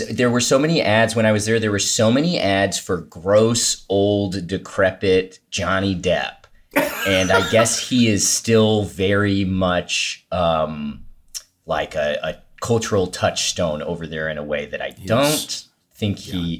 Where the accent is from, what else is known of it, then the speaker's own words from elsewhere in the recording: Midwest, United States; accent: Midwest; now in Los Angeles, United States; my Midwest accent